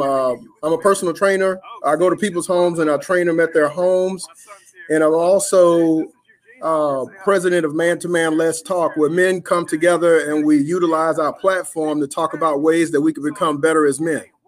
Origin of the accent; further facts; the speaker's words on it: Louisiana, United States; now in Richmond, Texas, United States; I'm in Richmond, Texas, and, um, I'm originally from Louisiana